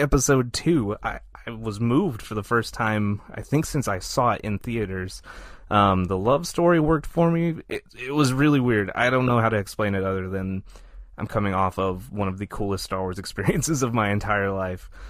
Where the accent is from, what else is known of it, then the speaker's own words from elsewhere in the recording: Texas, United States; I'm from Texas.